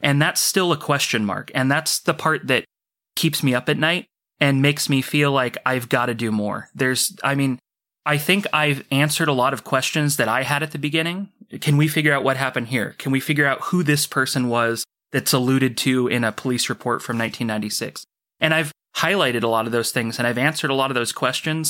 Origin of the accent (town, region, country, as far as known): Orcutt, California, United States; born or raised there